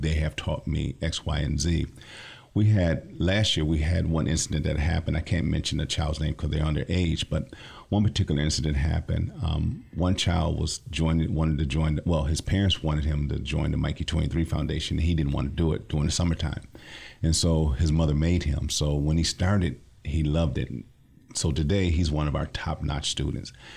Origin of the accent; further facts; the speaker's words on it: Lansing, Michigan, United States; I'm from the Lansing area, born and raised